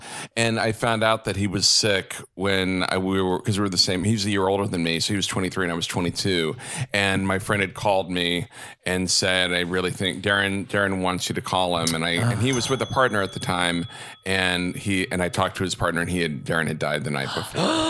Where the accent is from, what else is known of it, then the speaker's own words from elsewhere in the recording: Texas, United States; I grew up in Texas.